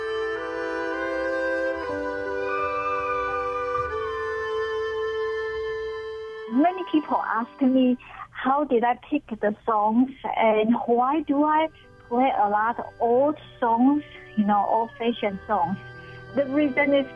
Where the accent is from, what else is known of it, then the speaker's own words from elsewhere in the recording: Taiwan; English is a second language; now in Honolulu, United States; I came from Taiwan, I speak English, but my English has accent.